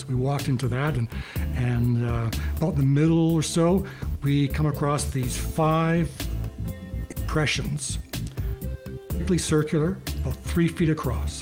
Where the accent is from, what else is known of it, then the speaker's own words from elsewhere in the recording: Kenora, Saskatchewan, Canada; moved away as an adult; now in Calgary, Canada; I'm from Kenora, Saskatchewan, and I've been in Calgary since I left high school